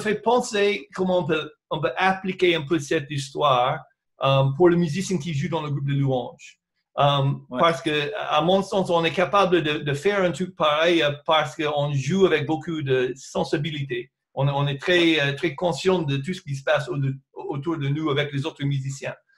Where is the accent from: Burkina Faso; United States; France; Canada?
United States; des choses que j'ai chantées en mon enfance aux États-Unis